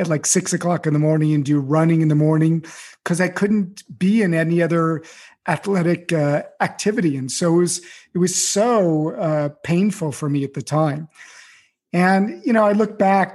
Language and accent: English; Beverly Hills, California, United States; I grew up in Beverly Hills in, you know, pretty good situation.